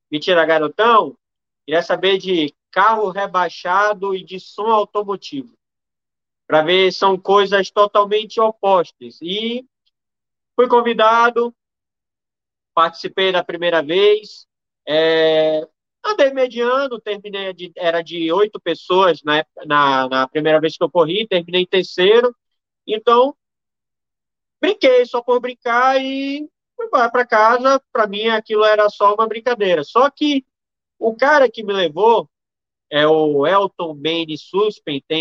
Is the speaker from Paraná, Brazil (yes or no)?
no; Amazonas, Brazil; Eu sou aqui do Amazonas, numa parte da região norte.